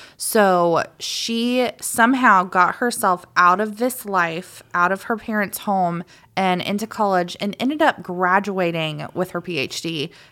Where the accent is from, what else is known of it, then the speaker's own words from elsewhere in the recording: Macon, Georgia, United States; also born or lived in Claxton, Georgia; I lived right out, out, right outside of Macon when I grew up. I was born in Claxton, Georgia